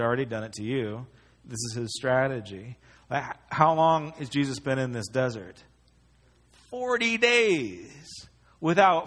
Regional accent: United States; as an American

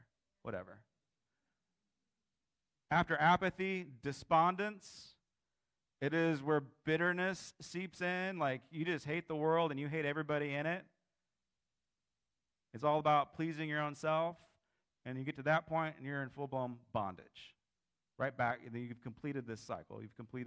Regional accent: United States; I'm an American

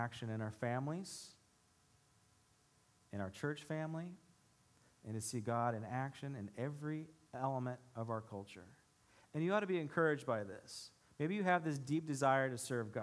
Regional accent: United States; us as American Christians

